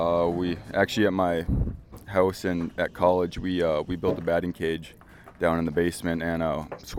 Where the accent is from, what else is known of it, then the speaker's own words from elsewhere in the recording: North Dakota, United States; I'm from North Dakota, so I've played there many times